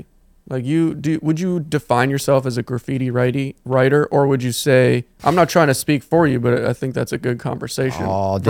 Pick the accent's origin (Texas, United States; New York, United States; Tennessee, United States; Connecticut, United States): Connecticut, United States; Because where I grew up in Connecticut, it's like more suburban, not city. Also, there's no graffiti.